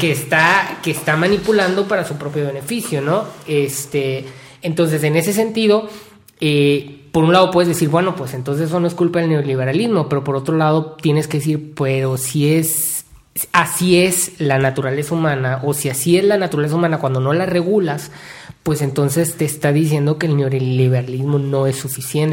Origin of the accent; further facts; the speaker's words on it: Mexico; como mexicanos